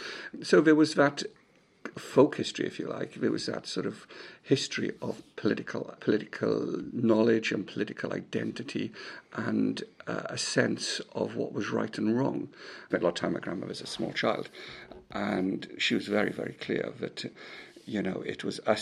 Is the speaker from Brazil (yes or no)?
no; Tredegar, Wales, United Kingdom; also born or lived in Aberystwyth; Yes, I was born in Tredegar. I was born in St. James's Hospital in February 1964 in the middle of a blizzard. My mother and father were both born in Tredegar.